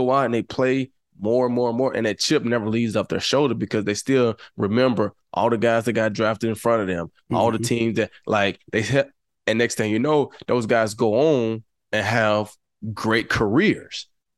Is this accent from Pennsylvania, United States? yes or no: no; New Mexico, United States; But right now, I'm this kid from New Mexico.